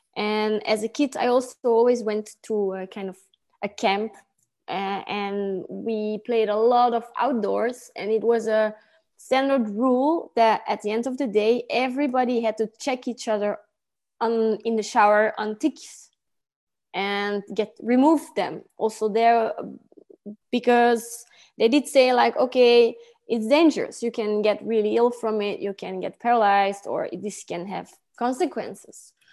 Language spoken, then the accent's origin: English; Antwerp, Flanders, Belgium; I grew up in a town called Kątych in Antwerp.